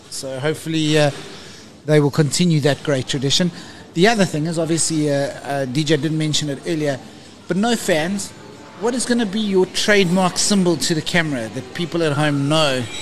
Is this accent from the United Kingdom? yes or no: no; South Africa; even though I am actually a South African media officer.